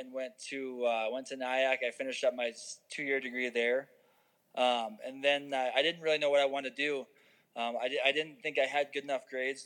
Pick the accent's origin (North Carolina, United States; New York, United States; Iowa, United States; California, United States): Iowa, United States; Grafton; moved away as an adult; now in Colorado Springs, United States; I grew up in Grafton, Iowa.